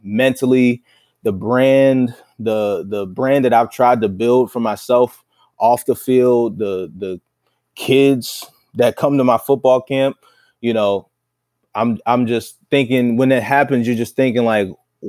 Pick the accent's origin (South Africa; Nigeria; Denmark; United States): United States; Baltimore, Maryland; moved away as an adult; now in New England, United States; Baltimore, my hometown